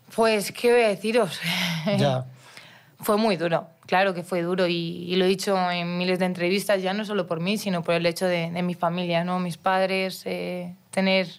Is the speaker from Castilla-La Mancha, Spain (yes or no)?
no; Mallorca, Balearic Islands, Spain; now in Madrid, Spain; tenía que irme de mi pueblo a, Palma, que es ciudad que tenía 70 kilómetros de ida y 70 de vuelta. Yo, 14 años